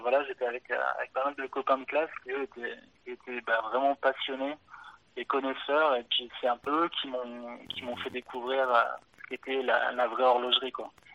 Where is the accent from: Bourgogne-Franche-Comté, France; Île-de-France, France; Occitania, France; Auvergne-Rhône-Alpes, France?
Auvergne-Rhône-Alpes, France; near Clermont-Ferrand; je suis originaire d'Auvergne, de, proche de, Clermont-Ferrand, dans, dans, la campagne.